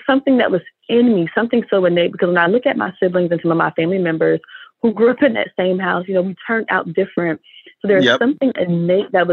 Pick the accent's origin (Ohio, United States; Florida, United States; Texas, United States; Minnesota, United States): Florida, United States; Orlando; So I grew up here in Orlando, Florida.